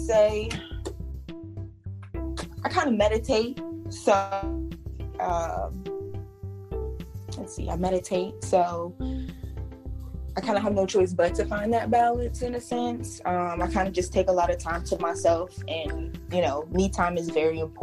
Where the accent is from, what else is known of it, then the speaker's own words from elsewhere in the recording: Virginia Beach, Virginia, United States; also born or lived in Norfolk, Virginia; I was born in Norfolk, raised in Virginia Beach